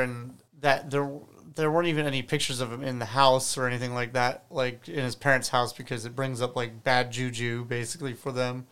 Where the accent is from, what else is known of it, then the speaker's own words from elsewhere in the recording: United States; as an American